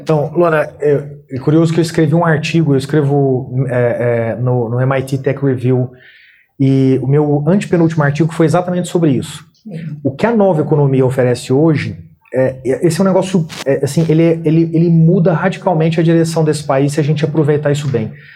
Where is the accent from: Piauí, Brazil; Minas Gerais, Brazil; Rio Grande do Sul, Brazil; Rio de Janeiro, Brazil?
Minas Gerais, Brazil; Uberaba; moved away; eu nasci em Uberaba, Minas Gerais